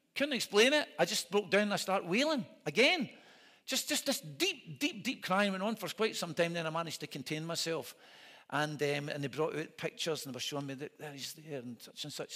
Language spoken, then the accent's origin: English; Scotland, United Kingdom; I'm a minister from Scotland